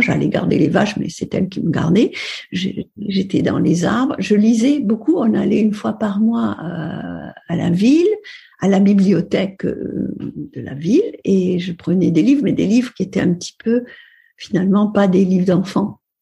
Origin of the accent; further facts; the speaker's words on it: Upper Aude Valley, Occitania, France; also born or lived in Perpignan; je suis née à Perpignan. Euh, au mois de juillet, donc euh, je suis une fille du soleil. Et ensuite, j'ai grandi dans une ferme de la Haute-Vallée de l'Aude